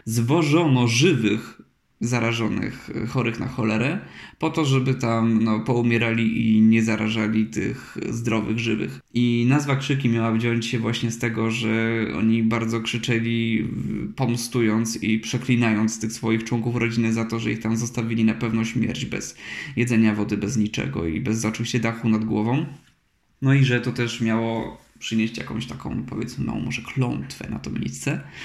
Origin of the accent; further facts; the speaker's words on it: Chrzanów County, Lesser Poland, Poland; w tej mojej wiosce niedaleko mojego domu